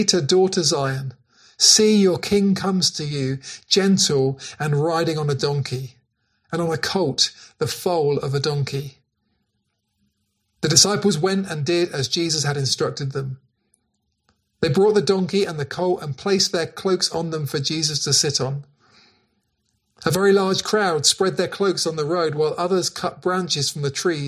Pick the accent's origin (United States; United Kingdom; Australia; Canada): United Kingdom; Cornwall, South West England; The churches that we grew up in Cornwall